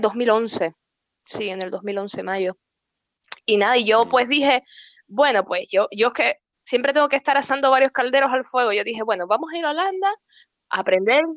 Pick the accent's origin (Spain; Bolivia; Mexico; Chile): Spain; Santa Cruz de La Palma, Canary Islands; moved away as an adult; also born or lived in Venezuela; now in Beilen, Netherlands; nos volvimos otra vez a, a La Palma, ¿no? y ya estaba yo más o menos grandecita y nada, allí crecí y, y nada, pues eh, nada, estudié toda mi vida allí